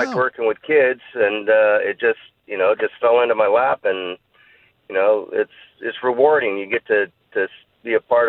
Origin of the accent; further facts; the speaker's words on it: Simi Valley, California, United States; From Simi Valley.